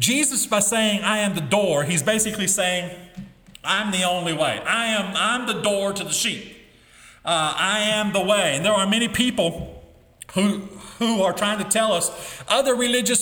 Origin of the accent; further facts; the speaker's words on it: United States; As an American, as a public school teacher